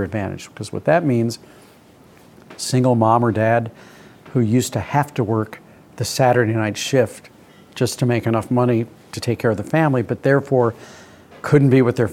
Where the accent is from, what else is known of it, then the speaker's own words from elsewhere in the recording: St. Louis, Missouri, United States; When I was growing up in St. Louis